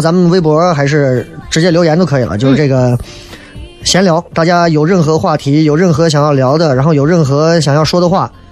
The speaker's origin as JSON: {"language": "Chinese", "town": "Xi'an", "region": "Shaanxi", "country": "China", "said": "这可能跟我们的历史绵长有关系，就很多西安人骨子里头"}